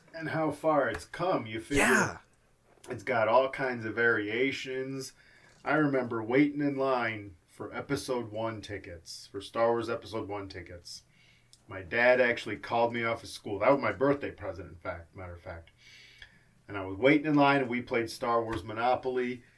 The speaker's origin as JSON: {"language": "English", "town": "Cleveland", "region": "Ohio", "country": "United States", "tie": "born or raised there", "said": "Growing up in Cleveland"}